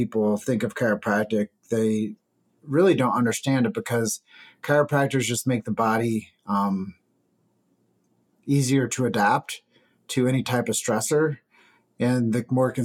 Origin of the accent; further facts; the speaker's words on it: Davenport, Iowa, United States; I grew up in Davenport, Iowa.